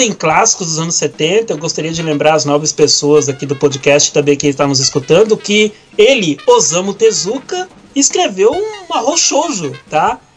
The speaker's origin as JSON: {"language": "Portuguese", "country": "Brazil", "tie": "born or raised there", "also_born_or_lived": "Italy / Curitiba", "said": "Eu só nasci na Itália e pouco tempo depois vim pro Brasil"}